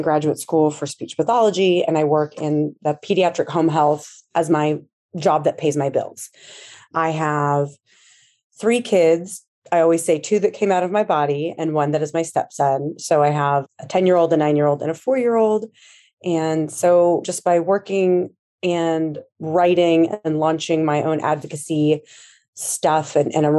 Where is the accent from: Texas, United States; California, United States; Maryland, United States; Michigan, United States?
Texas, United States; Austin; I'm from Austin, born and raised